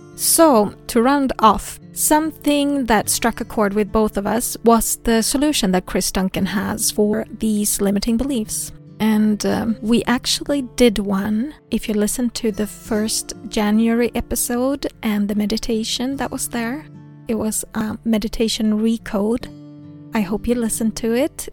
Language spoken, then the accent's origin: English; Sweden; English is a second language; I am from Sweden